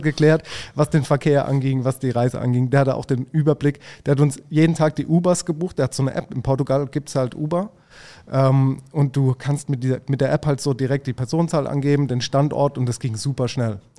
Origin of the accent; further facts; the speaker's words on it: Mannheim, Baden-Württemberg, Germany; ich als Mannheimer